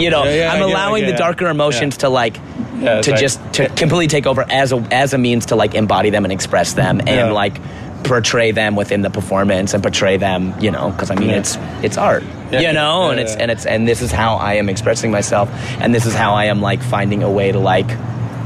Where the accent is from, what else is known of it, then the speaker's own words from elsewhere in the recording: Seattle area, Washington, United States; also born or lived in Shoreline; I grew up in a suburb just, like, an hour or about 30, 40 minutes north of Seattle. So I had a very strong, like, queer community in the city because I was, like, born and raised in Seattle proper. But then I was, like, 10. I moved up.